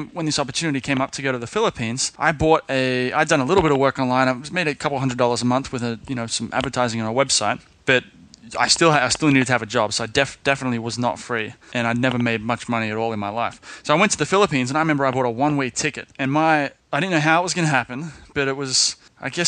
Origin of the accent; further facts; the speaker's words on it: Sydney, New South Wales, Australia; when I was in Sydney, I grew up in Sydney